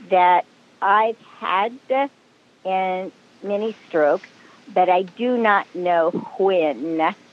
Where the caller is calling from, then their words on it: Antioch, California, United States; I'm calling in from Antioch, California.